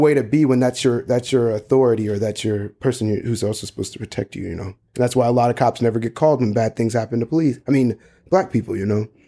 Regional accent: North Charleston, South Carolina, United States; moved away; I grew up in Charleston, North Charleston

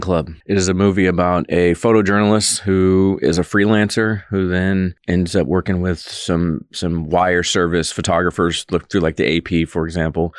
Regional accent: Georgia, United States; moved away as an adult; now in Manhattan, Kansas, United States; If you're coming from somewhere like myself, the South

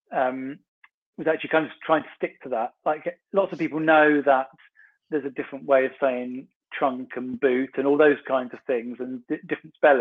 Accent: Sussex, South East England, United Kingdom; now in Kent, United Kingdom; I live in Kent and I'm from Sussex

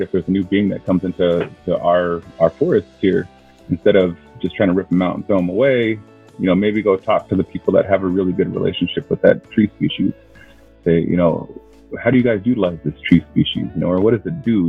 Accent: Keweenaw Bay Indian Community, Michigan, United States; I'm from the Keweenaw Bay Indian community

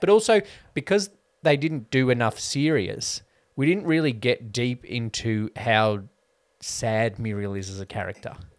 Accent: Australia; I have nostalgia for how Aussie life was in the nineties

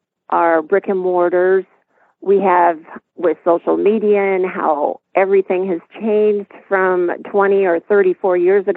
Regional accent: Iowa, United States; we're from Iowa.

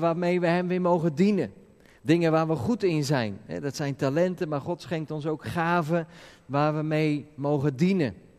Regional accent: Netherlands; als Nederlanders

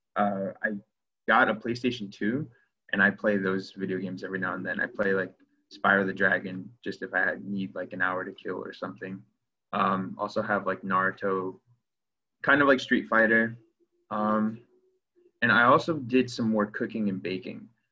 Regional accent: Clearwater, Florida, United States; moved away as an adult; also born or lived in Evanston, Illinois; I'm from Clearwater, Florida. I grew up in Florida

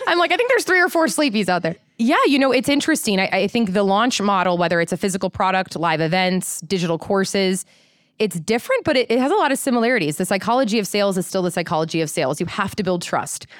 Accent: Midwest, United States; moved away; I'm from the Midwest.

